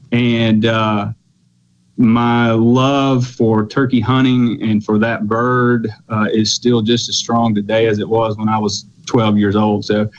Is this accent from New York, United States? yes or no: no; Mississippi, United States; I was lucky enough to grow up in rural Mississippi. I'm from Lawrence County, grew up out in the country.